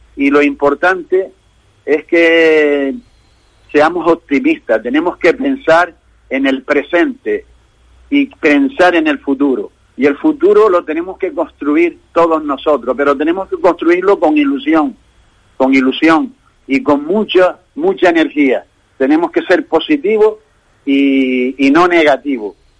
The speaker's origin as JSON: {"language": "Spanish", "region": "Canary Islands", "country": "Spain", "said": "somos nosotros, los canarios"}